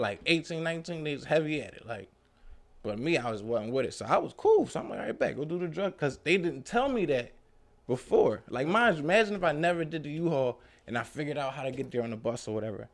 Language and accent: English; Philadelphia, Pennsylvania, United States; I'm from North Philly, you know, single parent home